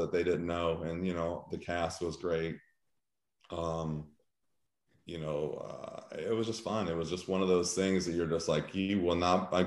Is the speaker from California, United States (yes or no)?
yes; Diamond Bar, California, United States; now in Missouri, United States; I grew up in a city diamond bar that probably had 10,000 people